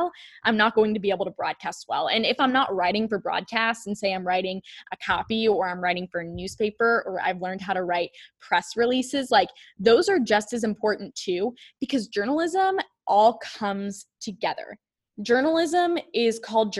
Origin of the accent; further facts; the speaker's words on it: Charlotte, North Carolina, United States; Sam and I were both in our home city of Charlotte